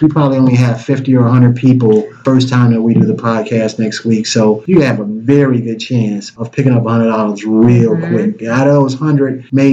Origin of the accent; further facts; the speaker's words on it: Detroit, Michigan, United States; I'm from Detroit.